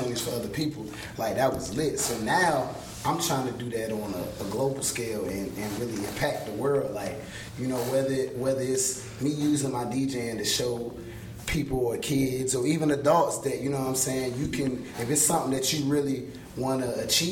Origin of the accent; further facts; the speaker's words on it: Georgia, United States; now in Virginia, United States; I'm originally from Georgia